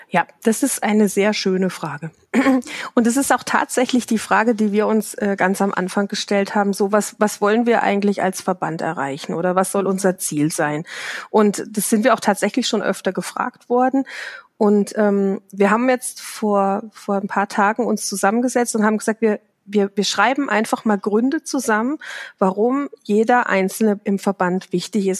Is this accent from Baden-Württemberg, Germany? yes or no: yes; Baden-Württemberg, Germany; ich komme aus Südbaden